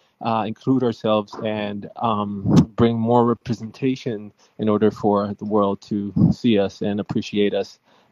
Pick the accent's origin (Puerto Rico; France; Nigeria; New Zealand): Puerto Rico; Mayagüez; Yeah, no, I'm from Mayagüez. It's like maybe like a 2-hour ride.